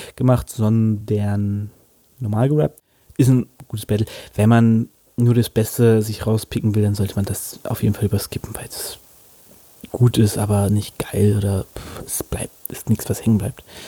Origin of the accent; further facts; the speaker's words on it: Hanover, Lower Saxony, Germany; als Hannoveraner